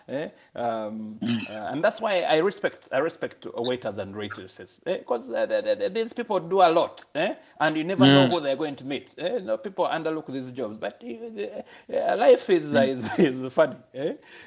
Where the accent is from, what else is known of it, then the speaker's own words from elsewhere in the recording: Uganda; moved away as an adult; I'm from Uganda.